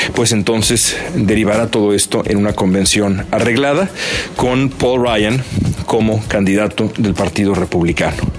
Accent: Mexico; todos los mexicanos de mi generación, los que nacimos a mediados de los 70

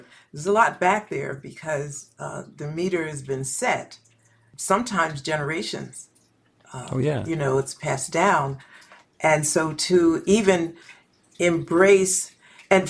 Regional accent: Philadelphia, Pennsylvania, United States; I'm from West Philadelphia

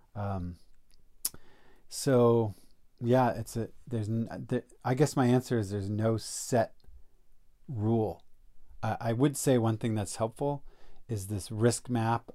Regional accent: East Coast, United States; I'm from the East Coast, so went back east

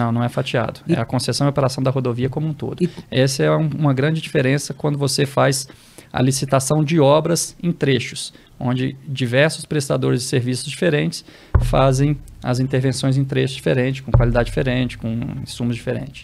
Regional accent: Belo Horizonte, Minas Gerais, Brazil; now in Brasília, Brazil; sou natural de Belo Horizonte

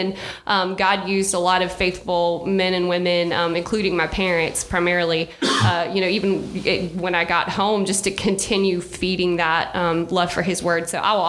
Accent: Athens, Georgia, United States; also born or lived in Watkinsville, Georgia; I grew up in Athens, Georgia.

